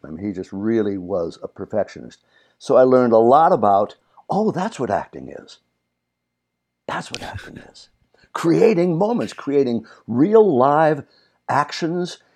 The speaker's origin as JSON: {"language": "English", "town": "Burbank", "region": "California", "country": "United States", "tie": "born or raised there", "also_born_or_lived": "Virginia", "said": "we grew up here in Burbank, California, though I'm originally from Virginia"}